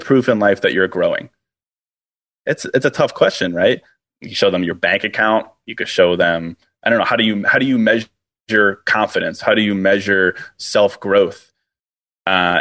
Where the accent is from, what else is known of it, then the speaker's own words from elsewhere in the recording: Virginia, United States; now in Chicago, United States; I grew up in Virginia